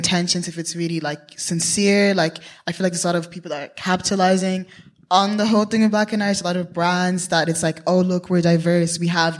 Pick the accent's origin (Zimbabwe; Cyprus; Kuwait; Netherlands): Zimbabwe; now in Ireland; I'm originally from Zimbabwe, it's like, I don't really belong there. But I think the only thing that made me not Irish is my skin tone, you know?